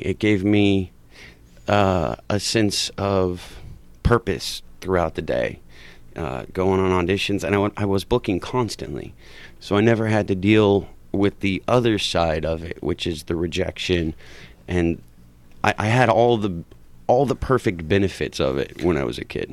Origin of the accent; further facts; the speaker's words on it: Huntington Park, California, United States; I grew up in Huntington Park